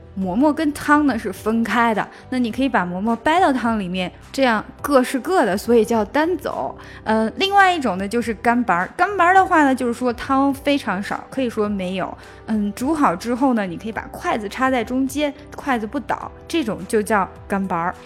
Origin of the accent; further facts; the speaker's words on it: Xi'an, Shaanxi, China; moved away; also born or lived in United States; 我是西安人，啊，虽然就是在美国很多年，但是实际上我还是西安人